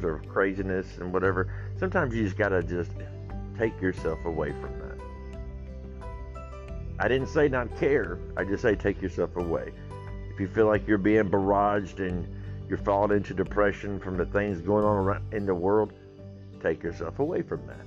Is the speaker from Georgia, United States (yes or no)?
yes; Georgia, United States; I'm from Georgia